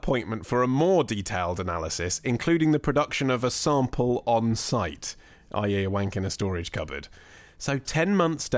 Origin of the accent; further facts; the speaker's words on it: England, United Kingdom; as an Englishman